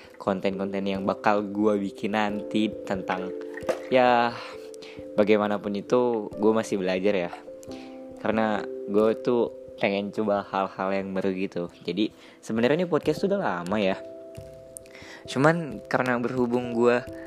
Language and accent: Indonesian; Karawang, West Java, Indonesia; lahir di Kerawang